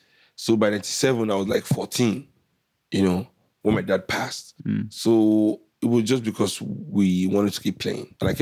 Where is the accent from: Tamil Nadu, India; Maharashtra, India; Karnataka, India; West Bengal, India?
West Bengal, India; Kolkata; because growing up in Calcutta, everybody was smoking